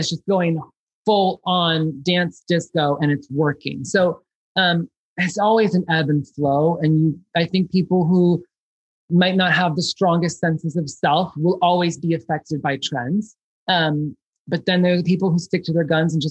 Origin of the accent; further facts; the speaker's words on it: Chicago, Illinois, United States; I grew up in Chicago